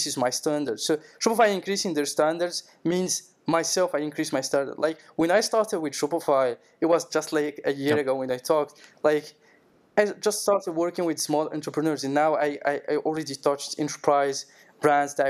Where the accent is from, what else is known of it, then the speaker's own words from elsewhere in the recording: Morocco; moved away as an adult; now in France; I'm from Morocco, and in just after the COVID hit in the world, I came to France.